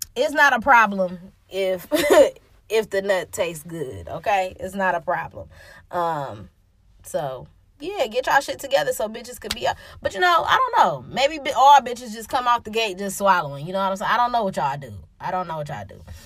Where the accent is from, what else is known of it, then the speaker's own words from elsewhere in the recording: Detroit, Michigan, United States; I'm from Detroit